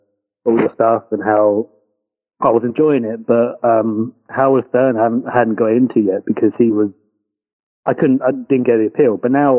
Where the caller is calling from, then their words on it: London, United Kingdom; Let's just say London. Yes.